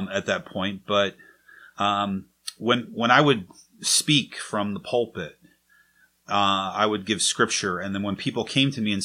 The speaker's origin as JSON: {"language": "English", "town": "Maple Shade", "region": "New Jersey", "country": "United States", "tie": "born or raised there", "said": "I was raised in Maple Shade, New Jersey"}